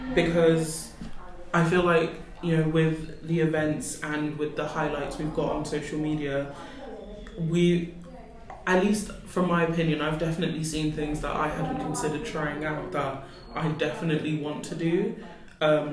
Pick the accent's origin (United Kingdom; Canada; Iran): United Kingdom; London; moved away; I grew up in London